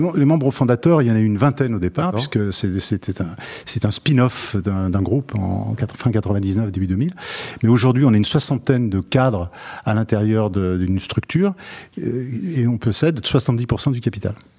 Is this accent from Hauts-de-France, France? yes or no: no; Lyon, Auvergne-Rhône-Alpes, France; Je suis originaire, je suis lyonnais d'origine